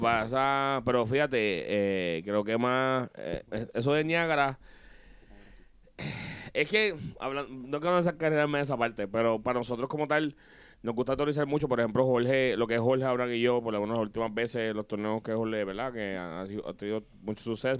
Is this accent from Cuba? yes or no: no; Puerto Rico; venimos de Puerto Rico para acá